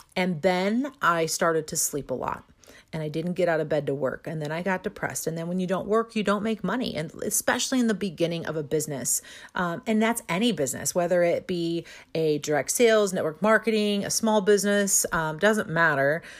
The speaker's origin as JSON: {"language": "English", "town": "St. Louis", "region": "Missouri", "country": "United States", "tie": "born or raised there", "also_born_or_lived": "Florida", "said": "I'm from Saint Louis, Missouri."}